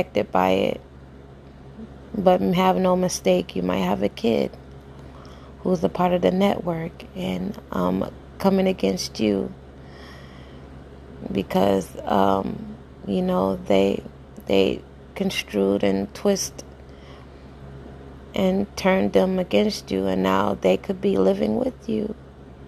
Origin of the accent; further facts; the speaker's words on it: Jacksonville, Florida, United States; moved away as an adult; now in Tampa, United States; I reside in Tampa right now, Tampa, Florida. But I'm born and raised in Jacksonville, Florida